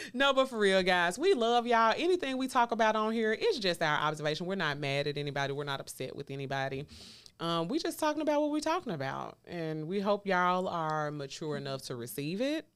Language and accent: English; the South, United States; I'm from the South